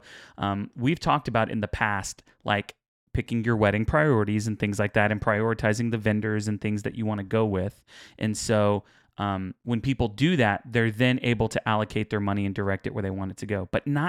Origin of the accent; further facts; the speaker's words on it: Houston, Texas, United States; But we're from Houston, so we kind of do.